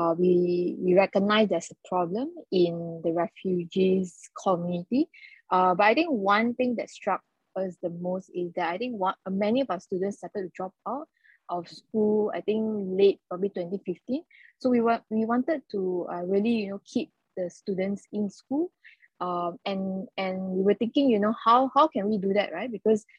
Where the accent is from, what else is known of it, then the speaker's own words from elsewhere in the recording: Malacca, Malaysia; I'm from Malacca, the state of Malacca